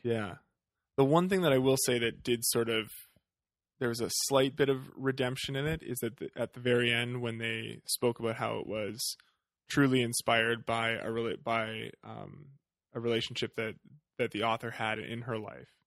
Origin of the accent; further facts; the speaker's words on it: Western Canada, Canada; growing up in Western Canada